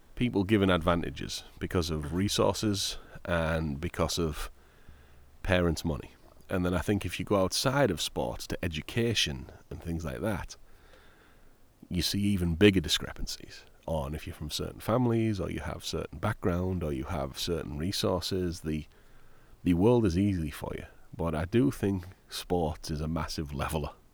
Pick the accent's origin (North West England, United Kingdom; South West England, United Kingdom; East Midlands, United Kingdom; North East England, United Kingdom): North East England, United Kingdom; Middlesbrough; moved away as an adult; now in United States; my hometown, Middlesbrough.